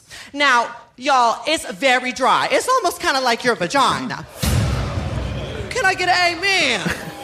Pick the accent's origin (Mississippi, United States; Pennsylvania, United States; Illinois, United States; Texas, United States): Texas, United States; Dallas; As you can tell from my accent, I am from Dallas, Texas. And it was not very easy growing up looking like this.